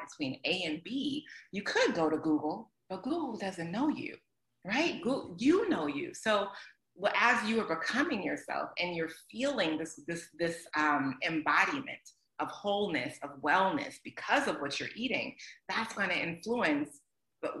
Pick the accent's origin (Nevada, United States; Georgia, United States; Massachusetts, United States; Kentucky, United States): Georgia, United States; Atlanta; I grew up in Atlanta